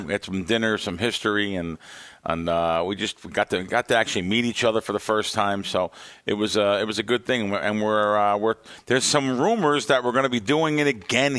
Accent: United States; I'm from the East Coast. I can't help it. I grew up in New York or New Jersey.

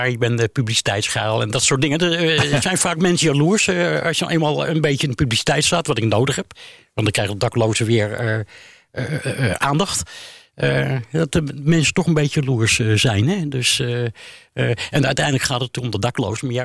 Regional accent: The Hague, South Holland, Netherlands; now in Amsterdam, Netherlands; Ik kom uit Den Haag.

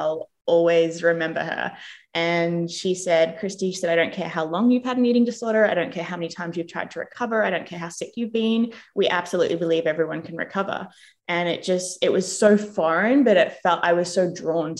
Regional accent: Australia; moved away as an adult; also born or lived in England / United States; now in New Zealand; I grew up in Australia

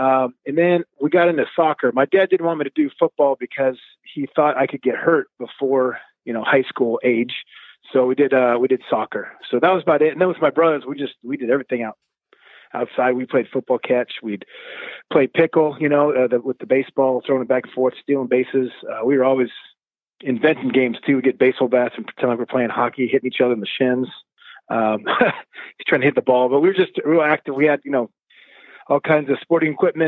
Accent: San Diego, California, United States; It was fun, you know. Didn't know any different. It's cold if you could see your breath.

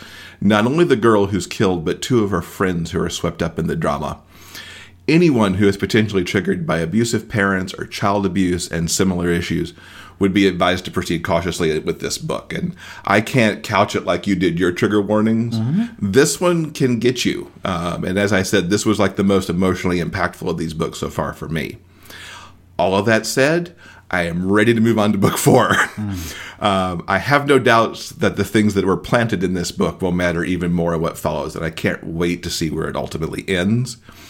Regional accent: the South, United States; I knew people like her from growing up in the South.

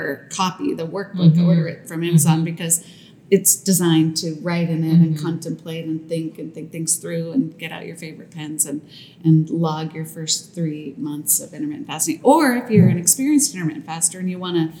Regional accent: New York, United States; being a New Yorker

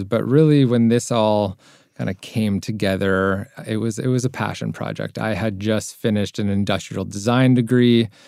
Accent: Toronto, Ontario, Canada; I'm from Toronto, Canada

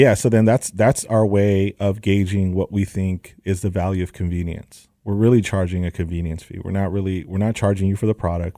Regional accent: Los Angeles, California, United States; I'm from the Valley, San Fernando Valley, A one eight, and I grew up all my life out here

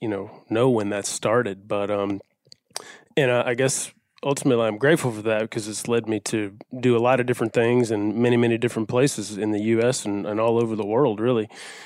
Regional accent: the Delta, East Arkansas, United States; I grew up very much a traditional Arkansas upbringing. I'm from East Arkansas in the Delta, and I grew up hunting and fishing over there with my dad.

